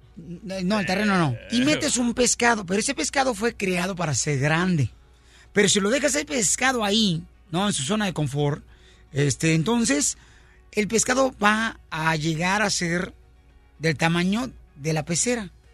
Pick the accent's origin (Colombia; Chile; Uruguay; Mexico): Mexico; soy mexicano, le soy mexicano